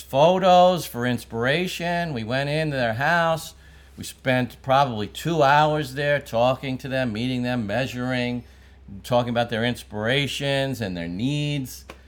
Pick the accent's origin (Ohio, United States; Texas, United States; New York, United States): New York, United States; New York City; I grew up in Brooklyn